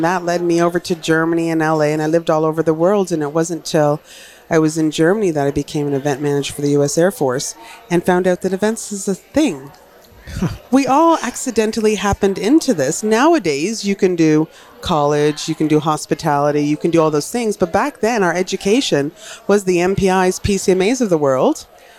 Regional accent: Newfoundland and Labrador, Canada; I'm a townie. I'm a townie from Newfoundland, but I've lived on the mainland.

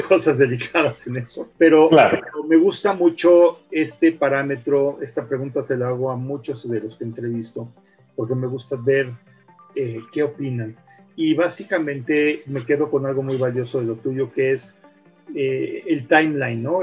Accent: Mexico; de representar a nuestro país en otros países con nuestro trabajo

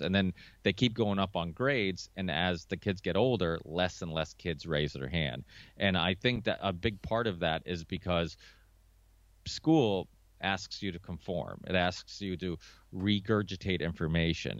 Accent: Chaves, Norte, Portugal; now in United States; I was born in Chaves, which is like northern Portugal.

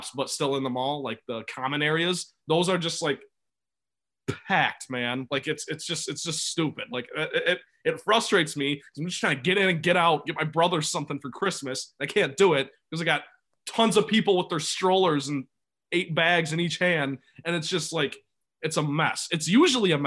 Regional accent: Grandville, Michigan, United States; I live in Granville, Michigan. I love my hometown

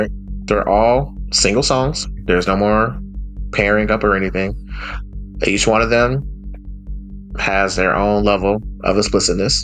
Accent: Alabama, United States; I'm from Bama

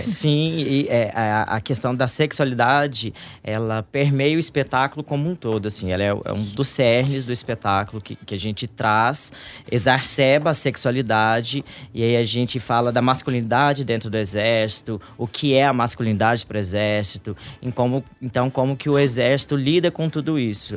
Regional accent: Três Corações, Minas Gerais, Brazil; moved away; nós somos de uma cidade do interior de Minas

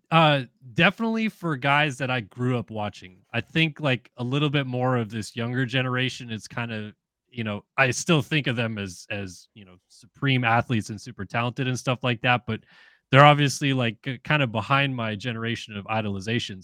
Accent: San Diego, California, United States; moved away; I'm from San Diego originally

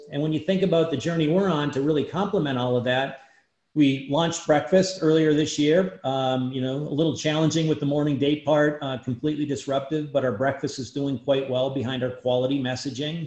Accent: Iron Mountain, Michigan, United States; my hometown in Iron Mountain

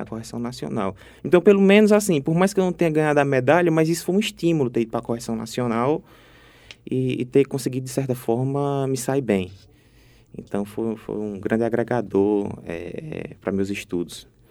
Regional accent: Ceará, Brazil; moved away as an adult; now in Paraíba, Brazil; eu sou cearense

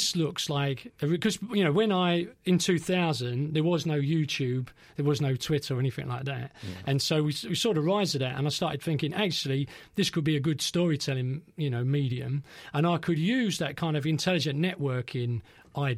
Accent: London, United Kingdom; I grew up in East Ham

